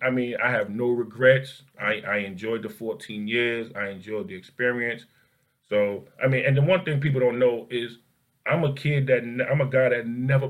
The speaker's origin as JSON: {"language": "English", "country": "United States", "said": "not to mention we come from Newark in the Bronx."}